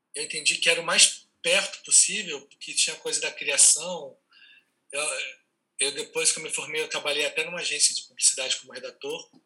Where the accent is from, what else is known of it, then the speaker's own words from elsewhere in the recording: Mato Grosso, Brazil; also born or lived in Rio de Janeiro, Brazil; now in São Paulo, Brazil; Eu nasci em Mato Grosso, é, sou Mato Grossense